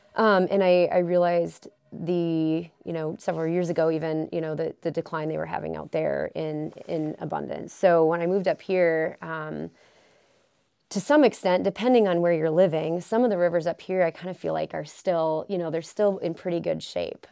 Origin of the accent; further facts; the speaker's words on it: Wisconsin, United States; moved away as an adult; now in Alaska, United States; I am originally from Wisconsin